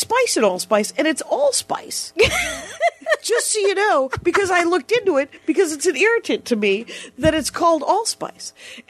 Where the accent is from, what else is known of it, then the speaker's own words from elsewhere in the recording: Wisconsin, United States; because we're from Wisconsin.